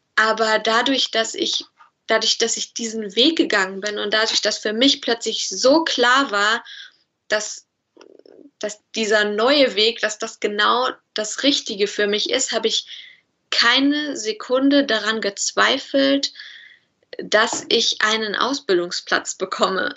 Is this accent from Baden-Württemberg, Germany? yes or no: no; Bielefeld, North Rhine-Westphalia, Germany; also born or lived in Cologne; ich komme aus Bielefeld. Also ich, äh, meine Heimat ist Bielefeld